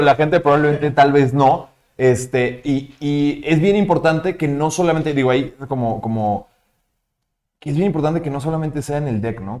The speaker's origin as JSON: {"language": "Spanish", "country": "Mexico", "said": "los mexicanos somos muy buenos"}